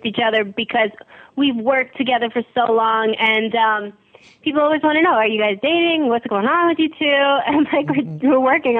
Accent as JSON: {"language": "English", "town": "New York City", "region": "New York", "country": "United States", "said": "I'm from Howard Beach, Queens."}